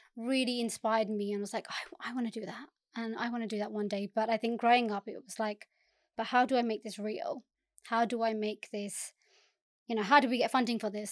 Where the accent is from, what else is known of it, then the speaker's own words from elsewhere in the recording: Southall, London, United Kingdom; I born and bred in South Wall, um, and I think a lot of what I do now is because of living in South Wall